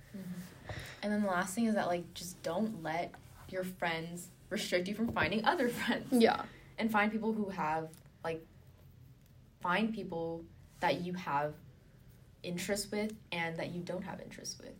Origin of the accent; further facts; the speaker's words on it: Orange County, California, United States; moved away as an adult; so I am from Orange County, California and the city that I live in was like super, super competitive.